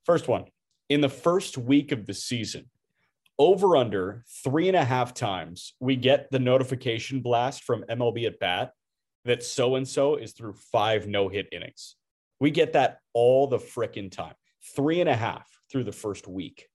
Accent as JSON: {"language": "English", "town": "Chicago", "region": "Illinois", "country": "United States", "said": "as a Chicagoan"}